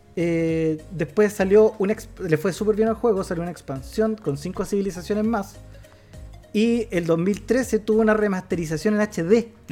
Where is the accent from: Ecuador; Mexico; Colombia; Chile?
Chile; Como chileno